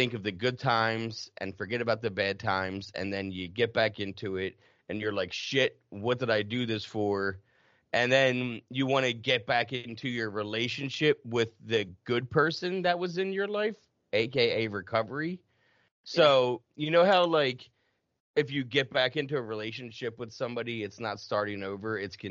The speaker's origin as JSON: {"language": "English", "region": "New Jersey", "country": "United States", "also_born_or_lived": "North Carolina / Massachusetts", "said": "And I mean, I'm from South Jersey. I lived in North Carolina in my addiction, lived in Massachusetts, North Carolina."}